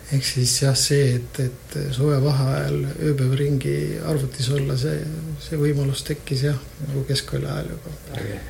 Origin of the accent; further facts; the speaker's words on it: Tallinn, Harju County, Estonia; also born or lived in Tartu; mina olen Tallinnast